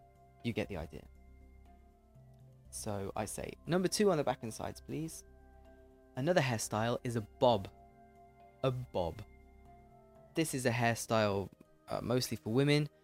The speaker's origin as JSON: {"language": "English", "country": "United Kingdom", "accent": "English accent", "said": "I'm British"}